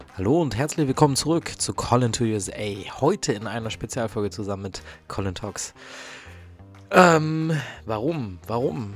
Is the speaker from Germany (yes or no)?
yes; Germany; bei uns in Deutschland